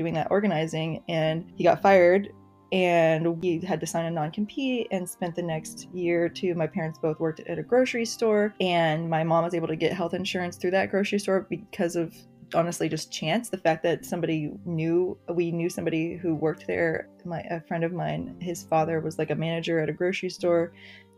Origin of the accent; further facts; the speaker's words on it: Wichita, Kansas, United States; moved away as an adult; now in San Francisco, United States; I grew up working class, lower middle class background in Kansas. I'm from Wichita, Kansas originally.